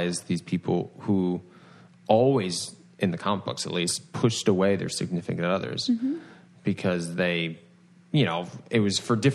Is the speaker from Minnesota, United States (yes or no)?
no; Rhode Island, United States; I'm from Rhode Island, born and raised.